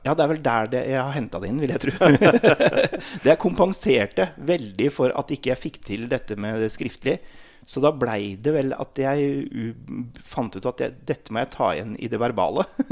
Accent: Sætre, Buskerud, Norway; jeg kommer fra Seter i Hurum, eller Hurumlandet som det heter, som er rett utenfor Oslo. Jeg er født og oppvokst

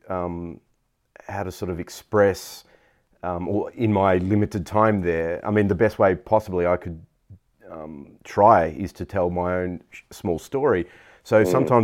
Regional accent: Australia; I'm from Australia

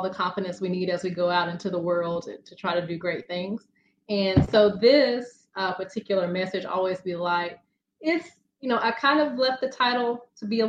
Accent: Birmingham, Alabama, United States; I hail from Birmingham, Alabama. So I am a Southern girl, born and raised

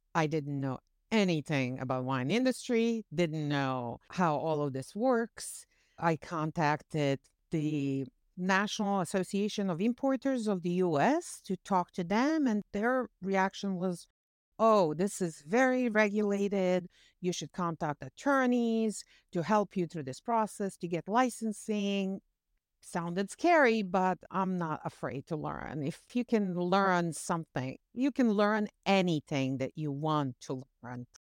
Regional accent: Bosnia & Herzegovina; English is a second language; moved away as an adult; also born or lived in New Jersey; now in United States; I came here to this country and I spoke zero English. I had college education from home. I had great job in banking.

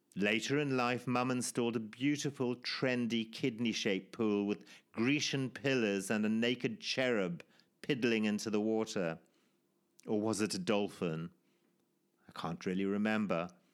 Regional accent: Zimbabwe; born or raised there

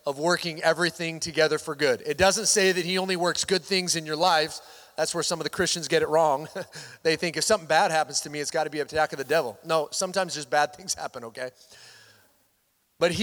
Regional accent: Washington, United States; moved away; I grew up in Washington State.

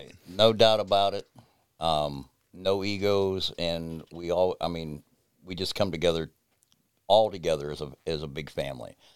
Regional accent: United States; also born or lived in West Virginia; I grew up in between Ohio and West Virginia mostly, 'cause all my family comes from Webster Springs, West Virginia

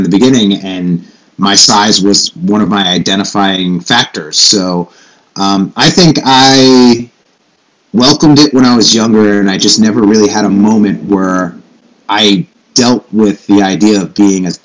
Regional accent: New York, United States; I grew up in New York

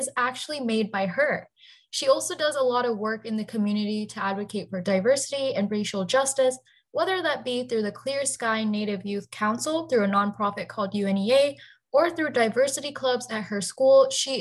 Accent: India; moved away; I'm actually Indian

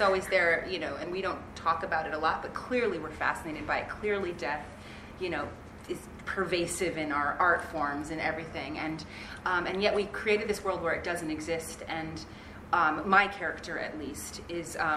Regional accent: United States; as an American

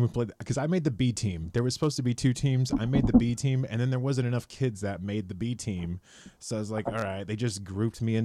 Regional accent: Los Banos, California, United States; a longtime friend of mine who I grew up in Los Banos

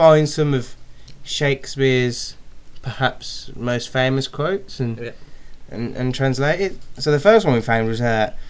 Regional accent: Birmingham, West Midlands, United Kingdom; we're from Birmingham

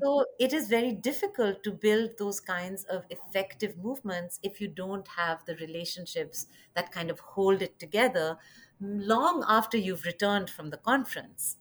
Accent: India; moved away; also born or lived in Chicago; I'm originally from India

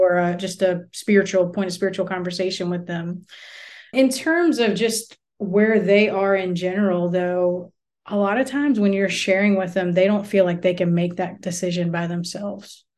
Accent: United States; moved away as an adult; as an American woman

